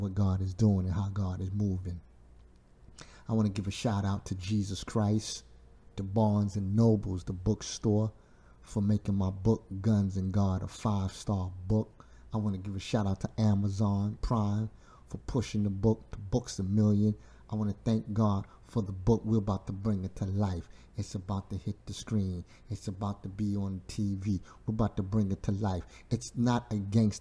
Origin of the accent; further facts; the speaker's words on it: New York City, New York, United States; growing up in Brooklyn, New York, Bushwick